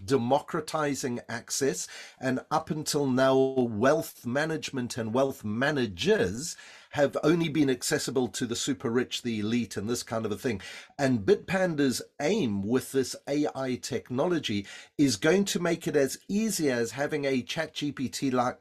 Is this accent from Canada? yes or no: no; South Africa; accent: South African; my South African accent